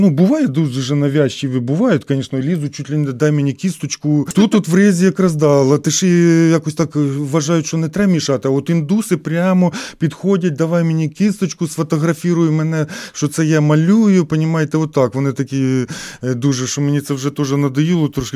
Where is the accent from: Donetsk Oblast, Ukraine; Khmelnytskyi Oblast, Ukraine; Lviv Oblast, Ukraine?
Khmelnytskyi Oblast, Ukraine; Hnativtsi; moved away as an adult; also born or lived in Saint Petersburg, Russia; now in Riga, Latvia; Я народився в Гнатівці, це Хмельницька область, Хмельницький район.